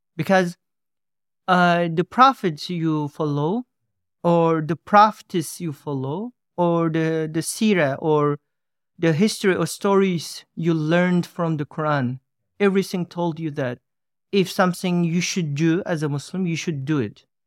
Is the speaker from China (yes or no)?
yes; East Turkestan, Xinjiang, China; moved away; I'm coming from East Turks, as they call Xinjiang.